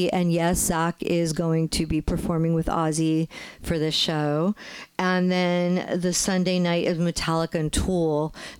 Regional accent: New Jersey, United States; now in Southern California, United States; I have not had to defrost a windshield since I grew up in New Jersey.

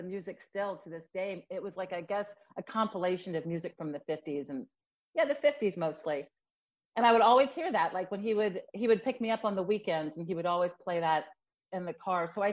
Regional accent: Louisville, Kentucky, United States; also born or lived in Boston, Massachusetts; I was born in Boston and I grew up in Louisville, Kentucky

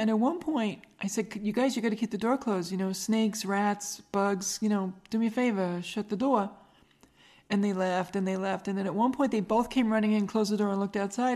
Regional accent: Long Island, New York, United States; Long Island

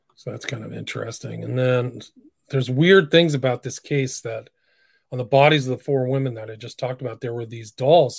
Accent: Long Island, New York, United States; born and raised on Long Island.

